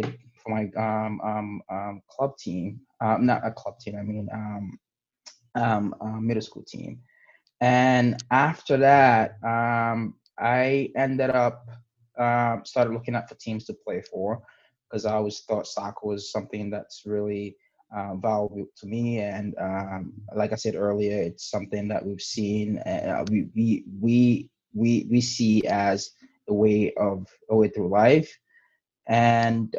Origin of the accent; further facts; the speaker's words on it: New York City, New York, United States; also born or lived in Guinea; born in Guinea, West Africa, and I was raised in the Bronx. I came here when I was 11.